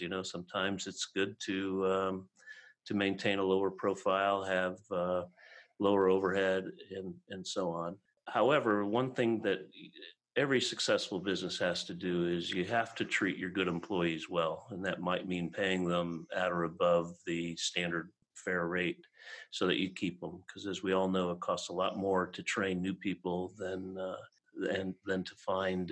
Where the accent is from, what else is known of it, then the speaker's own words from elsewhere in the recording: Chicago, Illinois, United States; we grew up in Chicago